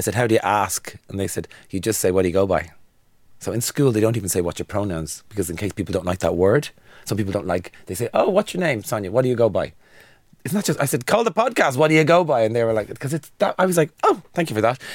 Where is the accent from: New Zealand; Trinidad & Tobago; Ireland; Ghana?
Ireland; Dublin, Leinster; I'm from Dublin. I lived in town for years